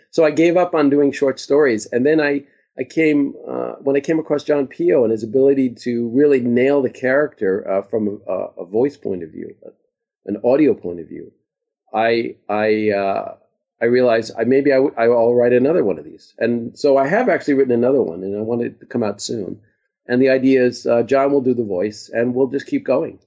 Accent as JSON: {"language": "English", "region": "New York", "country": "United States", "tie": "born or raised there", "said": "I grew up in New York"}